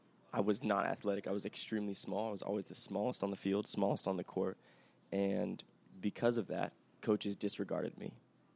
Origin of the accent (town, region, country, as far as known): Palmdale, California, United States